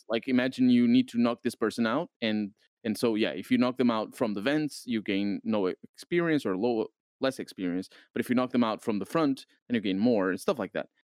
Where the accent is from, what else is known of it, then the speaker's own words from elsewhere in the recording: Portugal; I'm from Portugal